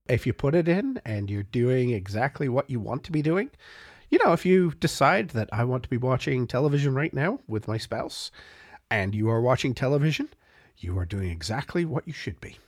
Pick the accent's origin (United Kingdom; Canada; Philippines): Canada; as a Canadian on the far side of Canada